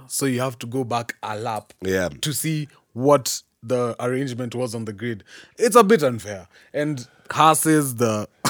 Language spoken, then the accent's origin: English; Kenya; We're still Kenyan at the end of the day.